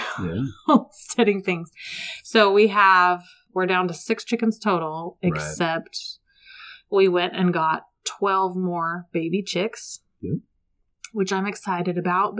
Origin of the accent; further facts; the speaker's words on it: San Diego, California, United States; moved away; I'm from San Diego